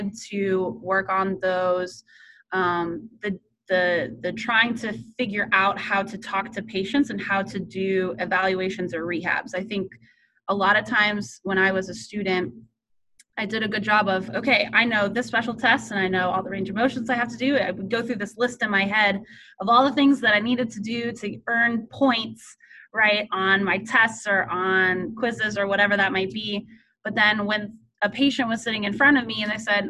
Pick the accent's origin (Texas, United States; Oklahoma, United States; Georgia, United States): Texas, United States; I grew up in Texas